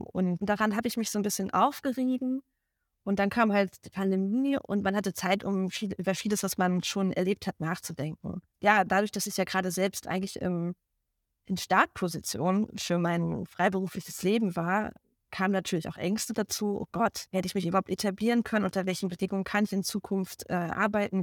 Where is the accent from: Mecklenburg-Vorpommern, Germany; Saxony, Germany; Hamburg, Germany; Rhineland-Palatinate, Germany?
Mecklenburg-Vorpommern, Germany; Rostock; moved away as an adult; also born or lived in Dresden; now in Berlin, Germany; gebürtige Rostockerin und habe auch dort am Volkstheater Rostock meine Liebe zum Theater gefunden